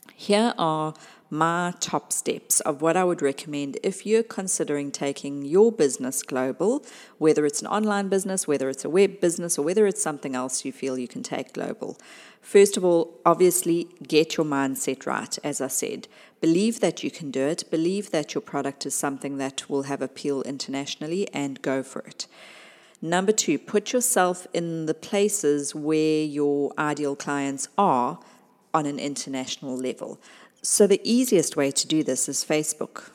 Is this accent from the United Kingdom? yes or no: no; South Africa; my home country, South Africa